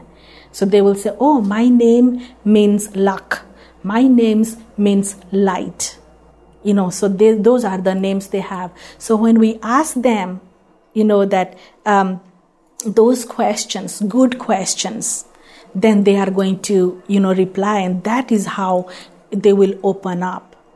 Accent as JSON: {"language": "English", "country": "India", "moved": "yes", "lives_now": "United States", "said": "I'm an Indian"}